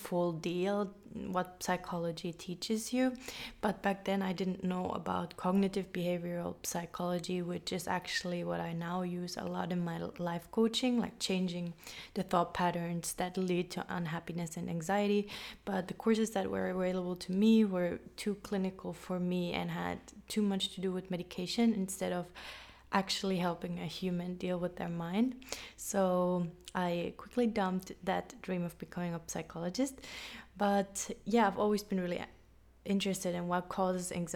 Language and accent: English; Finland; moved away as an adult; also born or lived in London, United Kingdom / United States / Colombia; I am half German and half Finnish Swedish. I grew up in Finland, but I moved away when I was 18